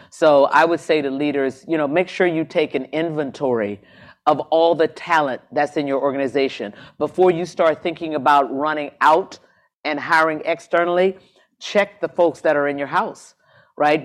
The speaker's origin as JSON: {"language": "English", "town": "Jacksonville", "region": "Florida", "country": "United States", "moved": "as an adult", "said": "I come from Jacksonville, Florida"}